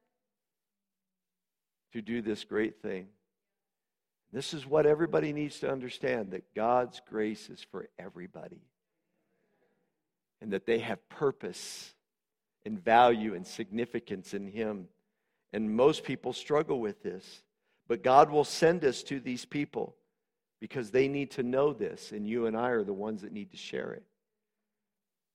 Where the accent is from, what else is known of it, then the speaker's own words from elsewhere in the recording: Butte, Montana, United States; "Where are you from?" Say Butte